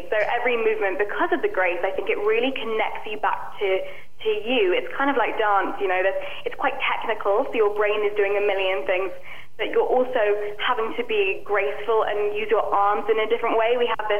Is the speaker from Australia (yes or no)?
no; England, United Kingdom; now in Los Angeles, United States; I was shocked coming from England to Los Angeles, the amount of sugar in everything. It's extreme in the US. I think we have a bit of a sugar ban in the UK.